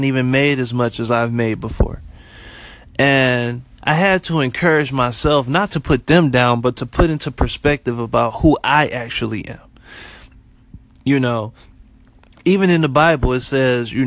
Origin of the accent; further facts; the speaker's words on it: Detroit, Michigan, United States; moved away as an adult; also born or lived in Florida; I'm originally from Detroit, born and raised